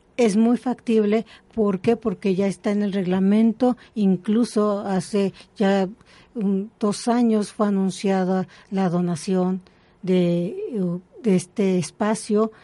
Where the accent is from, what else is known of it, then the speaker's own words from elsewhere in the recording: Mexico City, Mexico; Yo soy de aquí, de la Ciudad de México, mm, mm. pero he estado en muchos lugares